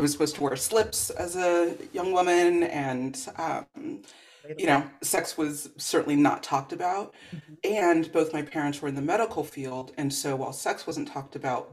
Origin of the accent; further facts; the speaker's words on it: Los Angeles, California, United States; As a Black girl growing up in the Valley, San Fernando Valley